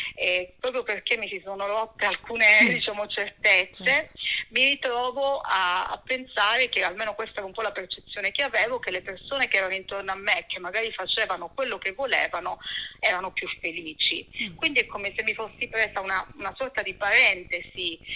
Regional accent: Cosenza, Calabria, Italy; moved away as an adult; now in Florence, Italy; sono calabrese, sono nata a Cosenza e lì diciamo ho vissuto fino all'età di 26 anni

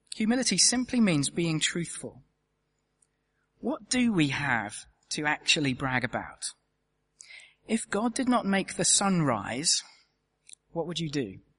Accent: United Kingdom; as a Brit

